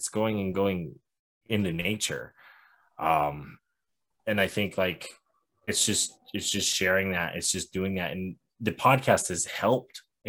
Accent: Montana, United States; I'm from Montana. I've been all over Montana my whole life.

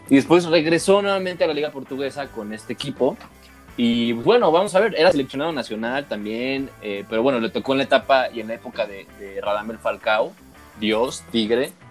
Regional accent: Mexico

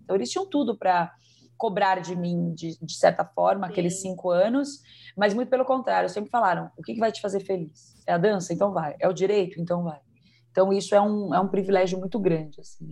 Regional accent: Brazil; nós somos brasileiras

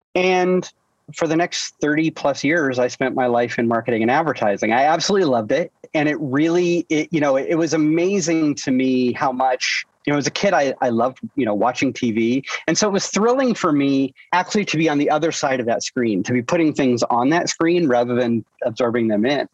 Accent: Iowa, United States; moved away; born and raised in Iowa, and with a blue collar family

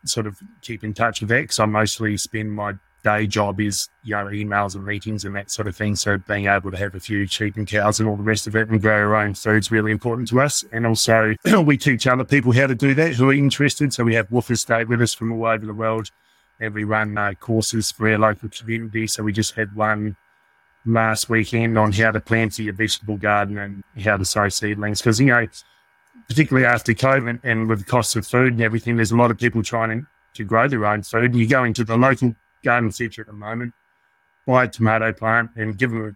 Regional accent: South Australia, Australia; moved away as an adult; now in North Canterbury, New Zealand; I grew up in Australia and have been here for about 20 years

